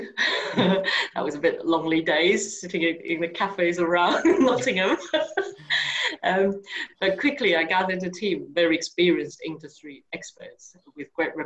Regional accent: Taiwan; moved away as an adult; now in United Kingdom; I was originally from Taiwan and been living in the UK for over 22 years

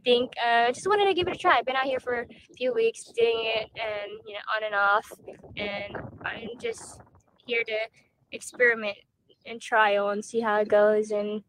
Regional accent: Texas, United States; I'm from Texas.

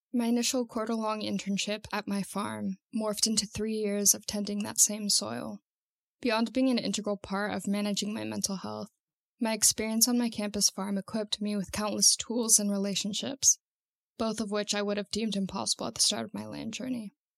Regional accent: Santa Cruz, California, United States; I'm 23 years old and I'm from Santa Cruz, California

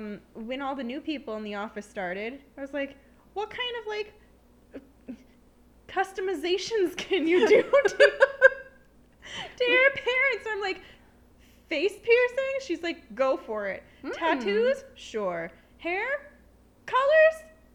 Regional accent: Long Island, New York, United States; I'm from Long Island, but, like, I don't sound it.

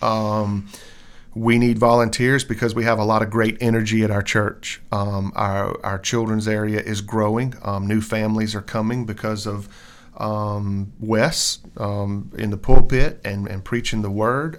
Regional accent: Columbia, United States; I grew up in the Baptist church, um, here in Columbia all my life

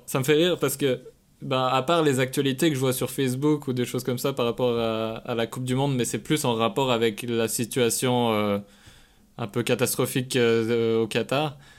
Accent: Switzerland; moved away as an adult; also born or lived in Quebec; je suis suisse

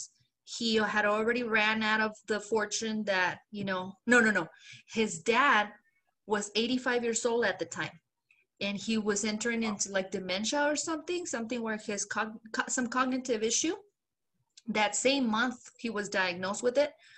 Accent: Mexico; now in United States; I'm a proud Mexican-American. I'm proud that I was born in Mexico, but I am a citizen.

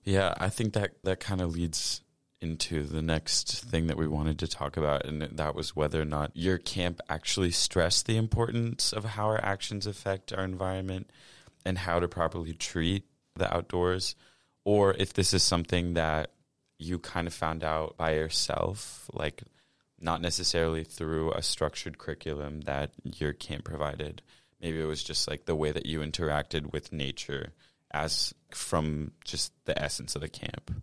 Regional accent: Washington, United States; I'm a Washington native.

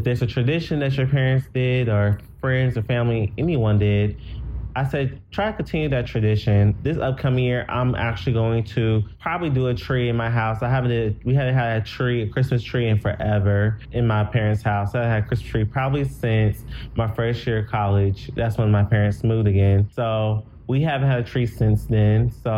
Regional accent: Gary, Indiana, United States; born there; So I was born in Gary, Indiana.

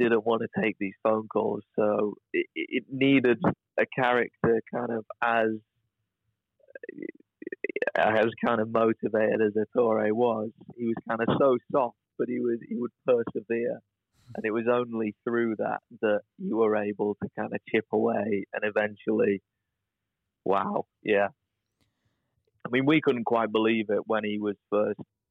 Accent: United Kingdom; we're British.

